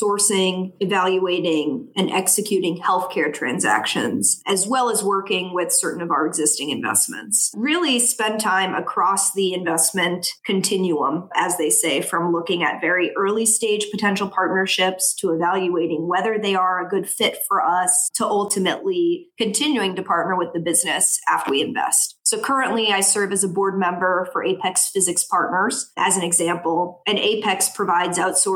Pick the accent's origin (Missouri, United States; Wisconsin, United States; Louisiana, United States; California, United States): Louisiana, United States; New Orleans; moved away as an adult; also born or lived in New York City / West Palm Beach, Florida; now in South Florida, United States; growing up in New Orleans with a healthcare family and background